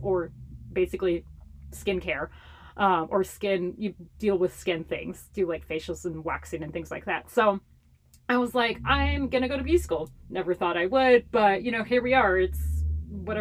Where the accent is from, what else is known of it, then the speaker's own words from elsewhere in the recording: Honolulu, Hawaii, United States; first language Hawaiian Pidgin English; moved away as an adult; now in Portland, United States; I grew up in Chinatown in Honolulu, Hawaii.